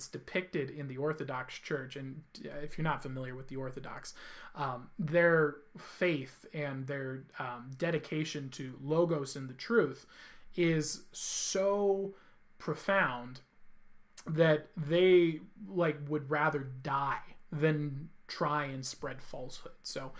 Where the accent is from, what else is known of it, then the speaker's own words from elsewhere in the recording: California, United States; I came from California, also known as Hell, which is the just the worst state in the whole country.